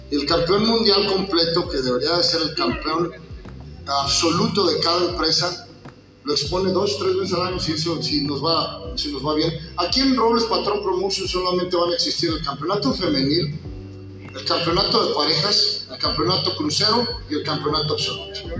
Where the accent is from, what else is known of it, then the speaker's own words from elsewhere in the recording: State of Mexico, Mexico; crecí en el Toro de Cuatro Caminos viendo misioneros villanos, brazos, este, Enrique Vera, Canet, Dos Caras Killer